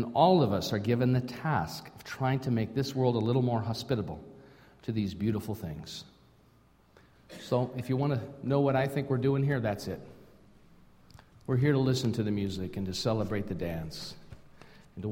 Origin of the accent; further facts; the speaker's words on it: Minnesota, United States; moved away as an adult; now in Canada; I grew up in Minnesota.